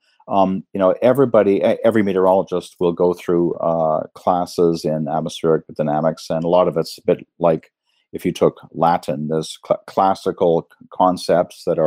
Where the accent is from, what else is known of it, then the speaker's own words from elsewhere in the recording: Canada; moved away as an adult; also born or lived in United States / Cambridge, United Kingdom; now in Reading, United Kingdom; I'm a Canadian